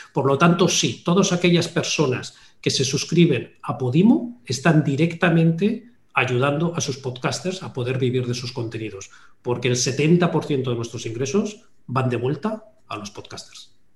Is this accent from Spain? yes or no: yes; Basque Country, Spain; Yo siendo también eh, vasco de origen